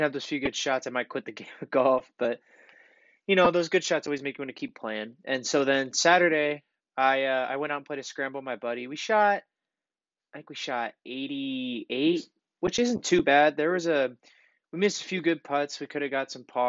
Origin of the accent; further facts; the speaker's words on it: St. Louis, Missouri, United States; I'm from the St. Louis area. Lived in St. Louis County pretty much my whole life up until like a year or two ago.